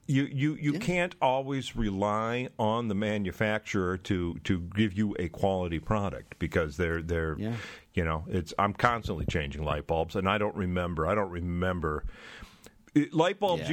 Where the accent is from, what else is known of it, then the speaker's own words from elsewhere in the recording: Michigan, United States; I'm a Michigander. I grew up uh, I grew up in the Great Lakes state